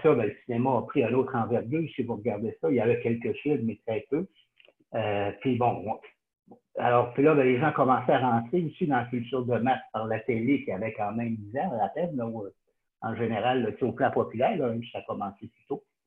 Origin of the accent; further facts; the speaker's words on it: Sherbrooke, Quebec, Canada; j'ai été élevé à Sherbrooke